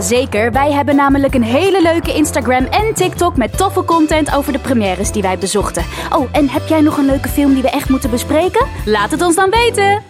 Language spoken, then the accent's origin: Dutch; Netherlands; wij als Nederlanders